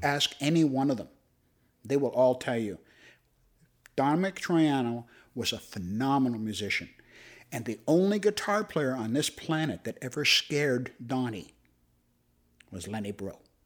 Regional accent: Toronto, Ontario, Canada; I was a Cabbage Town kid. I grew up in Regent Park.

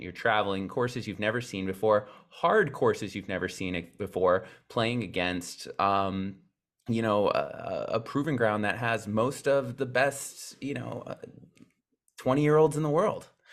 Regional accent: South Dakota, United States; we are both from South Dakota

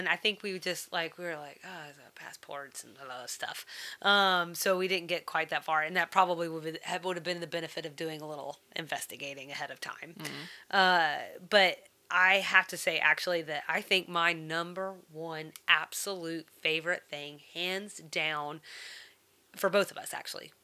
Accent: the South, United States; as a Southerner

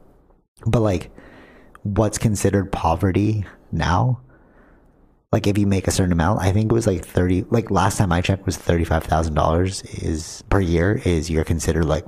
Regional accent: Canada; we're Canadian

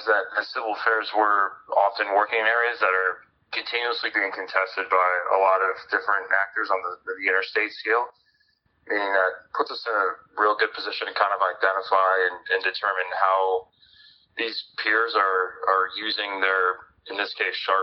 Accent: Scranton, Pennsylvania, United States; I grew up right outside of Scranton, Pennsylvania

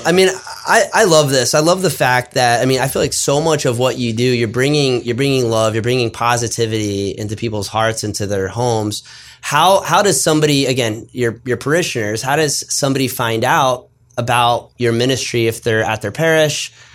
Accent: South Florida, United States; moved away; I'm from South Florida

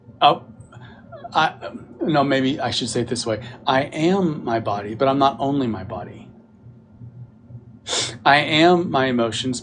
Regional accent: Texas, United States; Who am I, a Texan?

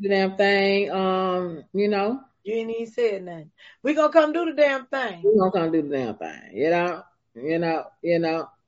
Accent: Miami, Florida, United States; I'm from Miami. When I was young, that's all I used to say. I'm, I'm from Miami.

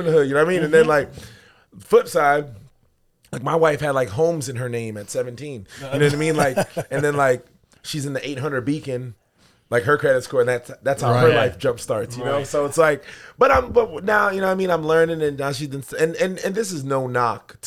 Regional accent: New York City, New York, United States; moved away; culturally, I'm a Jamaican dude from Brooklyn, New York.

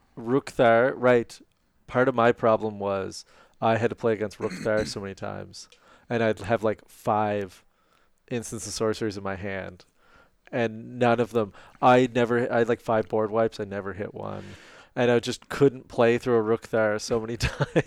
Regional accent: Canada; We're Canadian

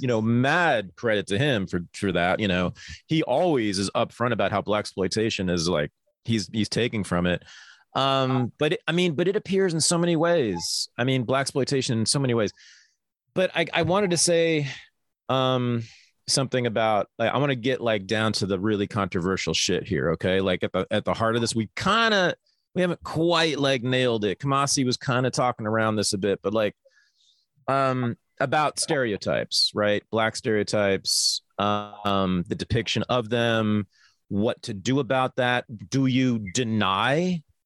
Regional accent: Berkeley, California, United States; growing up in Berkeley, California in the 1970s in a feminist household

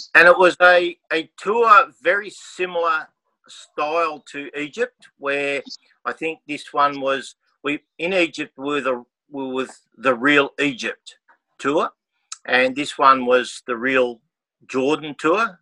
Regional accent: Australia; we come from Australia

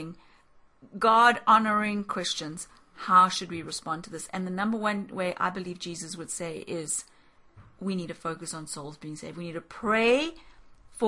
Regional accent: South Africa; we grew up in South Africa

